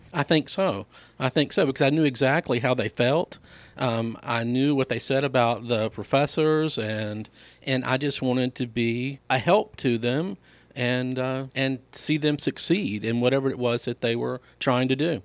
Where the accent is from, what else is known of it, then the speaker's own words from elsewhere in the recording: Laurel, Mississippi, United States; also born or lived in DeSoto County, Mississippi; I was born and raised in Laurel, Mississippi